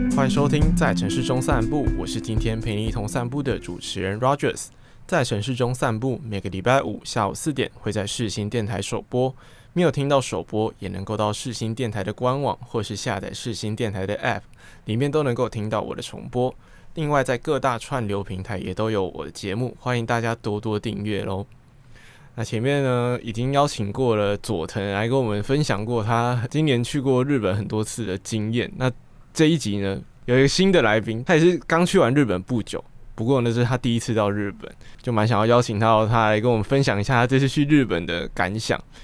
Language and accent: Chinese; Taipei, Taiwan; 我身为一个台北人